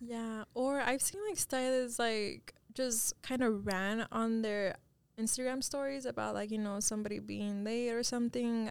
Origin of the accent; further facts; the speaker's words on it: Dallas, Texas, United States; my parents are both Mexican, um, and I was born here in Dallas